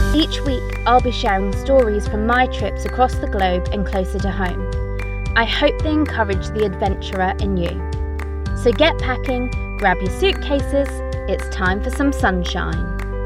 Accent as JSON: {"language": "English", "region": "England", "country": "United Kingdom", "said": "We are from England."}